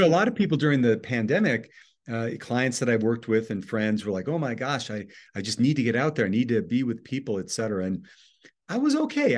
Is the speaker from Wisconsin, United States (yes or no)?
yes; Oconomowoc, Wisconsin, United States; I was born in a little town in southeast Wisconsin, uh, 30 miles west of Milwaukee, called Oconomowoc, Wisconsin